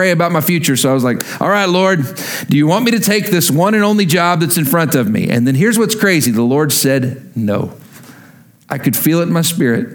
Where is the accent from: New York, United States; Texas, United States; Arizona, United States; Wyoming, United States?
Texas, United States; Lubbock; moved away; also born or lived in Oklahoma; I'm from Lubbock, Texas originally. Love that town. Love those people.